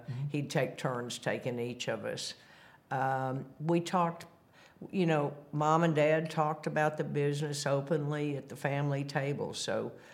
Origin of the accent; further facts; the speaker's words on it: Bentonville, Arkansas, United States; Growing up in Bentonville, at the time it was a town of 2,000 people, a little country town